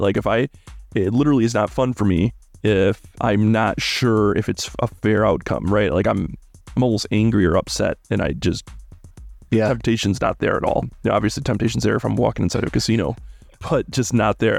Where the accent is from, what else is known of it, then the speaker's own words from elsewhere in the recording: Midwest, United States; I'm from the Midwest